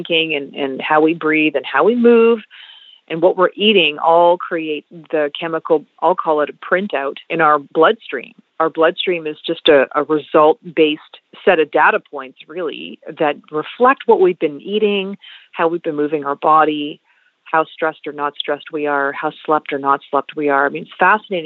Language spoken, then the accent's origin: English; Montreal, Quebec, Canada; I grew up in Montreal, which was a little bit different than growing up in Ontario